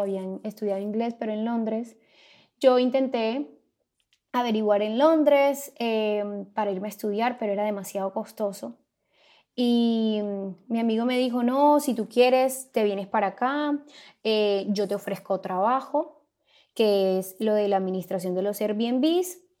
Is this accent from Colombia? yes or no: yes; Santo Tomás, Atlántico, Colombia; now in United States; Soy colombiana, vengo de un pueblo llamado Santo Tomás en el departamento del Atlántico